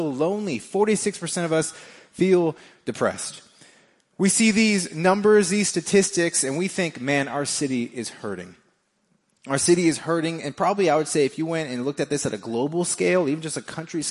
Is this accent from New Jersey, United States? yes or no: no; Las Vegas, Nevada, United States; moved away as an adult; now in Kansas City, United States; I am from Vegas, me and my wife